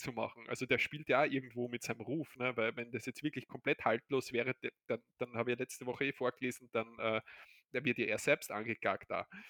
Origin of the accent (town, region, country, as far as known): Austria